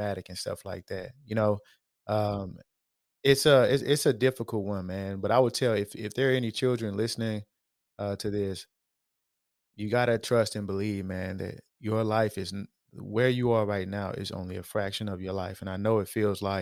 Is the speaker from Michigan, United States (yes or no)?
no; Houston, Texas, United States; when I was growing up in Acres Homes